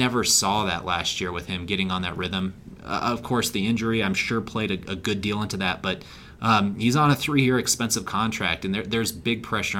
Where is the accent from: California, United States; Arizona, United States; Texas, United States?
Arizona, United States; I grew up in Arizona, went to college there